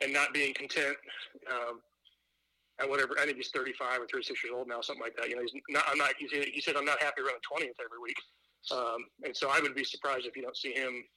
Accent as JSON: {"language": "English", "town": "Bloomington", "region": "Indiana", "country": "United States", "tie": "born or raised there", "said": "us growing up in Bloomington"}